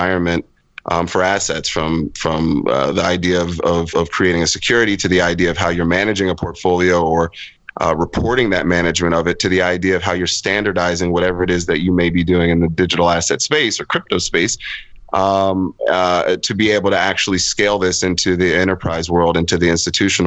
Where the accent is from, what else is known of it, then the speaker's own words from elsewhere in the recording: United States; moved away as an adult; also born or lived in London; I'm an American kid, but spent most of my career overseas in Europe, Middle East, Africa, parts of Latin America